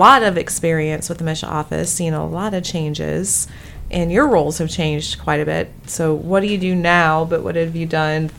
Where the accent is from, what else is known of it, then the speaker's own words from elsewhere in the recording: Fulton, Missouri, United States; also born or lived in Harrisburg, Missouri / Fayette, Missouri; I'm originally from Fulton, Missouri, so just 30 minutes away from Columbia. I moved back there, did live in Harrisburg for a little while.